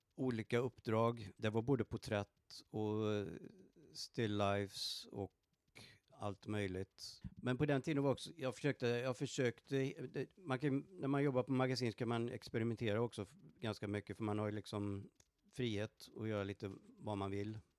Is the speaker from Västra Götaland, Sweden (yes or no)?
yes; Borås, Västra Götaland, Sweden; born or raised there; moved away as an adult; also born or lived in Stockholm, Sweden; now in Dallas, United States